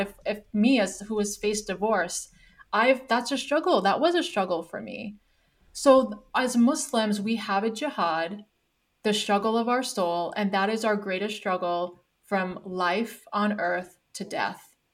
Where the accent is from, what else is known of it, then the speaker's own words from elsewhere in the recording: Canada; now in United States; I live in the United States right now. Yes, I'm Canadian.